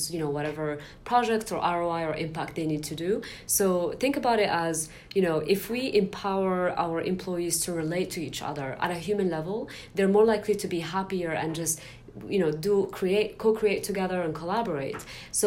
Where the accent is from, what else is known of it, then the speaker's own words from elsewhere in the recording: Morocco; now in San Francisco, United States; when I was growing up in Morocco